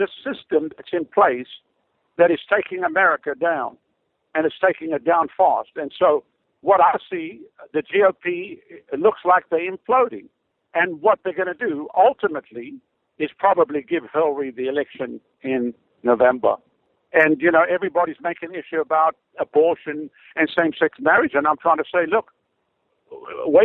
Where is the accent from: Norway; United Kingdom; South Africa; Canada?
South Africa; moved away as an adult; now in Tampa Bay, United States; I come from Africa